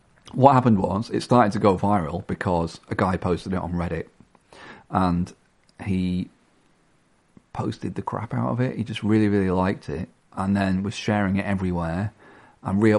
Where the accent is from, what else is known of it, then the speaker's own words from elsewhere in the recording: Blackpool, North West England, United Kingdom; I'm from Blackpool.